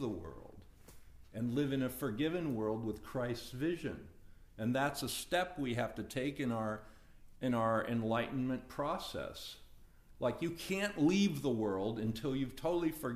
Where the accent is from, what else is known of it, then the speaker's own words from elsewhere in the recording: United States; I incarnated as an American